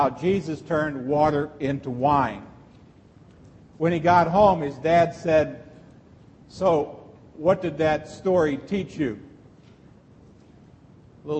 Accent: Texarkana, United States; I'm from Texarkana

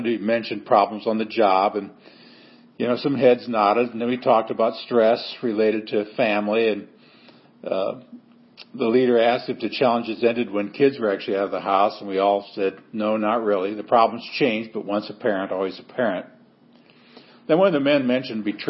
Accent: Seward, Nebraska, United States; moved away; my hometown of Seward, Nebraska. Homecoming and a 55th high school reunion

